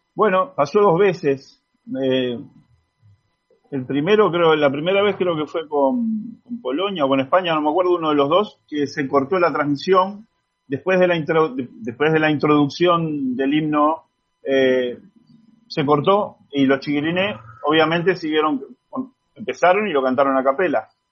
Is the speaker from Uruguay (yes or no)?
yes; Uruguay; todos los que somos uruguayos